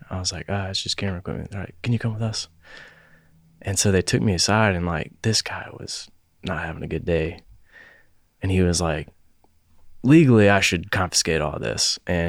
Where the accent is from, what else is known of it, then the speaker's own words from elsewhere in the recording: Charlotte, North Carolina, United States; also born or lived in Jackson, Tennessee; So I grew up in Charlotte.